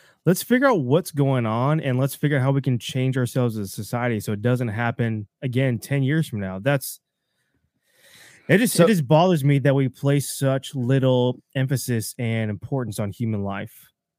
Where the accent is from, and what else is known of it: Texas, United States